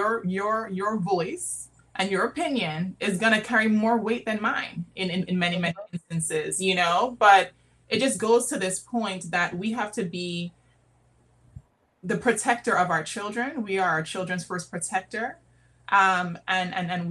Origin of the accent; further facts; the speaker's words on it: U.S. Virgin Islands; now in Washington, DC, United States; I'm from St. Croix, but I'm living in DC